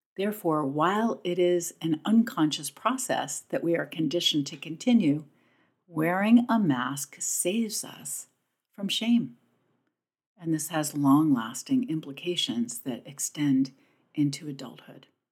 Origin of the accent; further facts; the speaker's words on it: Pennington, New Jersey, United States; my hometown of Pennington, New Jersey